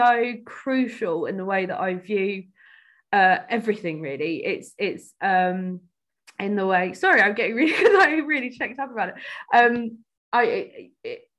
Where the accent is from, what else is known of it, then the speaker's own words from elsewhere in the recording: Cambridge, East of England, United Kingdom; growing up in Cambridge, it wasn't easy, you know, kind of elite university city